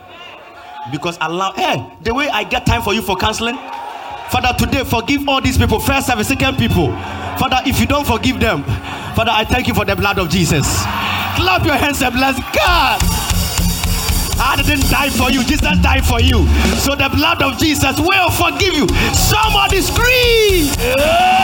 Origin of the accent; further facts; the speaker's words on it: Kumasi, Ashanti, Ghana; I'm from Kumasi.